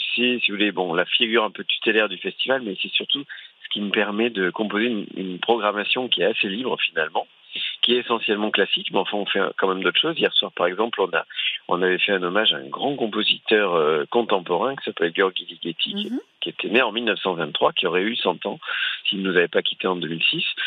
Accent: Toulouse, Occitania, France; je suis toulousain, mais je venais euh, avec mes parents petits au Pays Basque

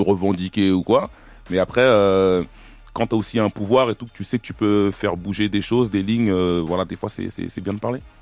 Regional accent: Évry-Courcouronnes, Île-de-France, France; je viens du quatre-vingt-onze, je viens d'Éric Courcouronne

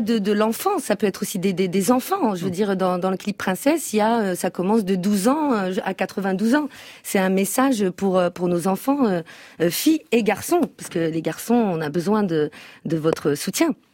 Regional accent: France; Donc je suis née en France, donc je, connais encore plus la, culture française que ma culture berbère

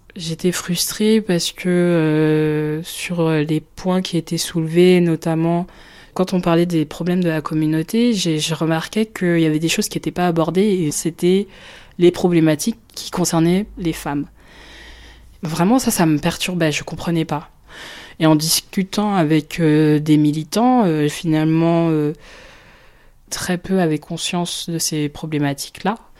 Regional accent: Marne-la-Vallée, Île-de-France, France; Je suis née en France. Je suis originaire du Congo. Mon père a migré en France à la fin des années 70 et j'ai grandi à Marne-la-Vallée

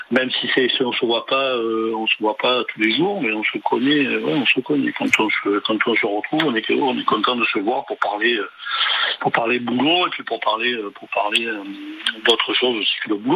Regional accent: Toulon, Provence-Alpes-Côte d'Azur, France; born there; je suis né à Toulon, j'habite euh, j'habite un peu plus haut maintenant dans le, centre-val.

